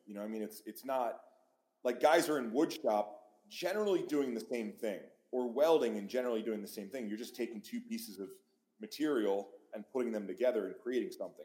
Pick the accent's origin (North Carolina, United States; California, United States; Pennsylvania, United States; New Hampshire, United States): Pennsylvania, United States; moved away; i grew up in pennsylvania